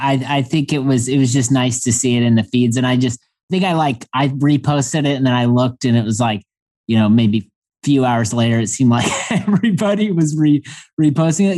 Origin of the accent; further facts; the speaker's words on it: Indiana, United States; growing up in Indiana